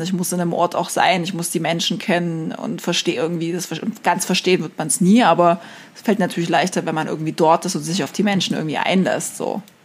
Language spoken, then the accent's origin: German; East Germany, Germany; ich komme halt aus Ostdeutschland